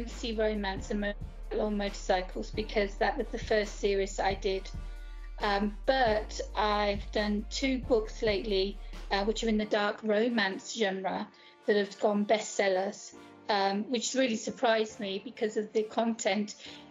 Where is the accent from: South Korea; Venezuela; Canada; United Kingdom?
United Kingdom; moved away as an adult; now in Greece; I'm from the UK, as you can tell from my accent.